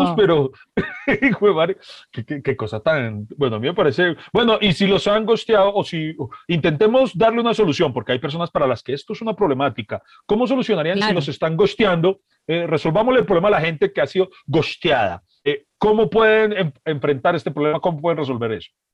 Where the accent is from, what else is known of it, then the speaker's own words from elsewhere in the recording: Colombia; yo como colombiano